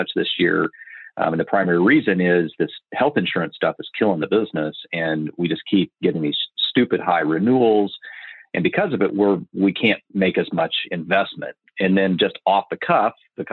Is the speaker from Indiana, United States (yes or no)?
yes; Marion, Indiana, United States; I grew up in Marion, Indiana